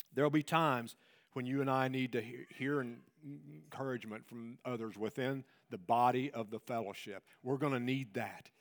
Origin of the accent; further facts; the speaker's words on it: Tennessee, United States; I'm, I'm from Tennessee.